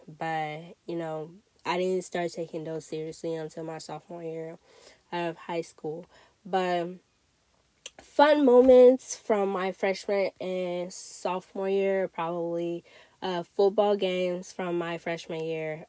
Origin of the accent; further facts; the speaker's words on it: Togo; also born or lived in Ghana; now in United States; I grew up in Togo, but I spent, you know, I spent my life going back and forth to Ghana